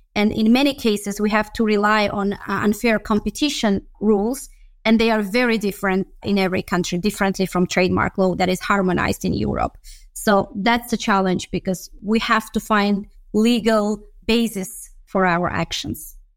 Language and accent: English; Baku, Azerbaijan; moved away as an adult; also born or lived in Budapest, Hungary; I come originally from Baku, Azerbaijan. So that's what I, where I studied